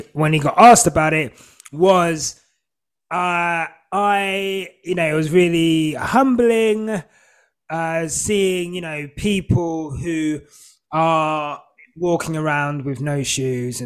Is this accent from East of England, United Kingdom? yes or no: yes; Hertfordshire, East of England, United Kingdom; also born or lived in St Albans / Zimbabwe; I've grown up in Hertfordshire, very white